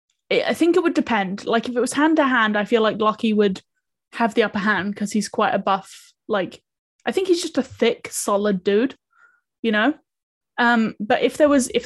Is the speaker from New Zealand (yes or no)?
yes; New Zealand; I come from New Zealand